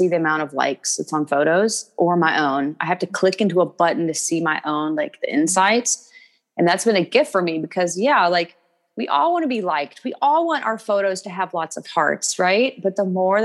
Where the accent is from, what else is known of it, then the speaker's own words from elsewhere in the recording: Kentucky, United States; I'm from Kentucky.